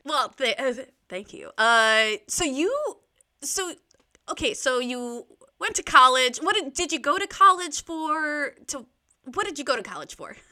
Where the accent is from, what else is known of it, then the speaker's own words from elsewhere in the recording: Florida, United States; I'm from Florida